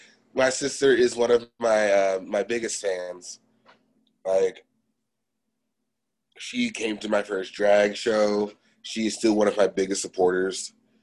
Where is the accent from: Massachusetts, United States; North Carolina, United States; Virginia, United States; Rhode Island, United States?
North Carolina, United States; also born or lived in Honolulu, Hawaii; I was born in Hawaii, raised in North Carolina. So North Carolina technically for me is my home.